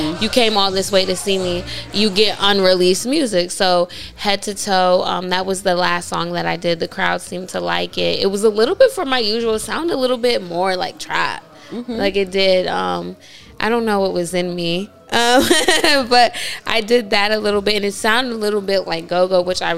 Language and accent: English; Washington, District of Columbia, United States; I'm from DC.